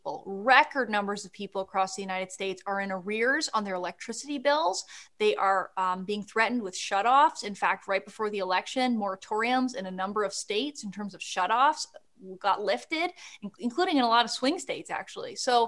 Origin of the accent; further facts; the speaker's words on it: Canada; But, I know who that is, being Canadian. As